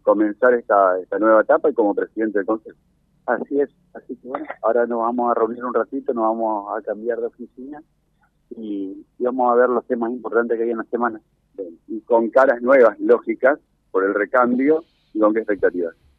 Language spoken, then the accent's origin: Spanish; Argentina; nosotros somos argentinos